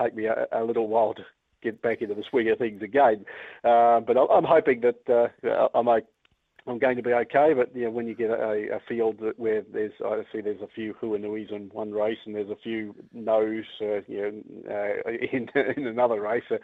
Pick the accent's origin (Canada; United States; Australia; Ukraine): Australia; Brisbane, Queensland; moved away as an adult; also born or lived in Victoria, Australia; now in Invercargill, New Zealand; I was born in Brisbane